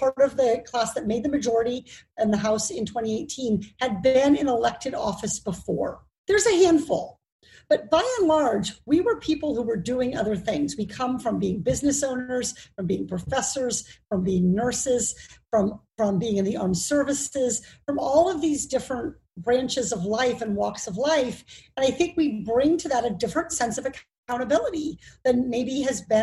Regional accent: Iowa, United States; now in Orange County, United States; I grew up in Iowa

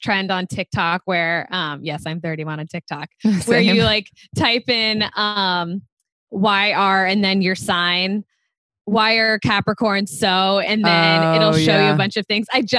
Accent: Cincinnati, Ohio, United States; moved away as an adult; now in New York, United States; I'm originally from Cincinnati, Ohio, but I've been in New York for almost 9 years at this point

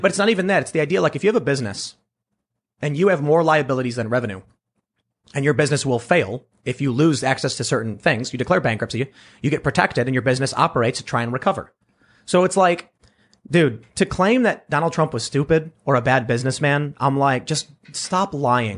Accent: Chicago, Illinois, United States; where I lived on the south side, it wasn't as crammed as, say, downtown or Manhattan

